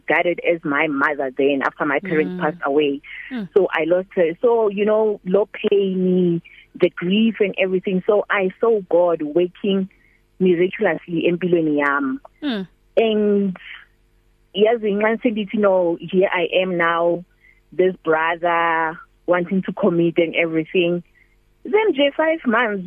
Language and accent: English; Mahikeng, North West, South Africa; moved away as an adult; now in Vaal, South Africa; My hometown is in Mafikeng, born and bred there. Then I came to the Vaal almost 15 years ago